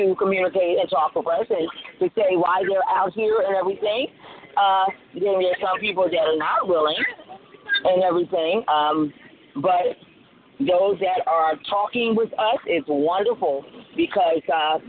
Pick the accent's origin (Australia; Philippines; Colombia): Colombia; now in United States; I was born in Colombia